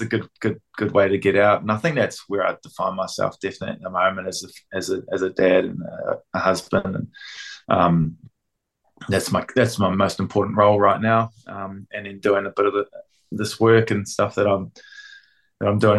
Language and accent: English; Auckland, New Zealand; I grew up in South Auckland and counties, went to Rosehill College